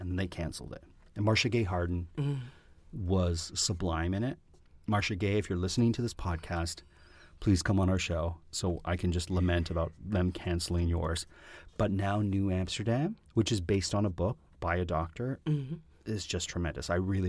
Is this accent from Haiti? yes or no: no; Canada; Being a Canadian performer, seeing your friends on shows, and you're like, there's Shannon.